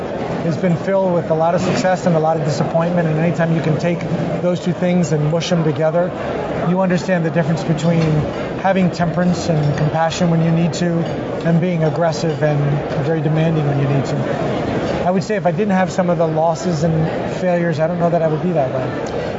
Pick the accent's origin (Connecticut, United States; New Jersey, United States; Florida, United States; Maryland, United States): Florida, United States; Miami; You know, Miami's an interesting place to grow up. It's a very, very international feel.